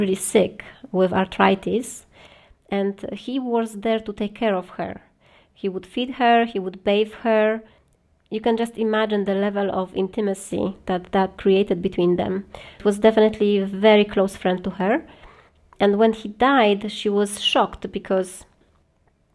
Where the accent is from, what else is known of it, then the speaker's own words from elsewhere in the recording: Poland; now in Paris, France; we are from Poland originally